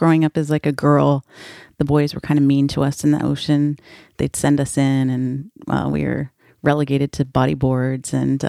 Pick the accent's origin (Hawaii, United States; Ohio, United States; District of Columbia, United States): Hawaii, United States; North Shore of Oahu; I was born and raised on the North Shore of Oahu. My mom's family is a fourth-generation Portuguese immigrants who came to Hawaii from the Azores Islands. My dad is a surfer from California